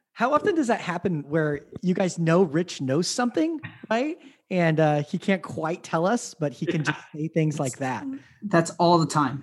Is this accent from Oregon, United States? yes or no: no; Las Vegas, Nevada, United States; I'm from Las Vegas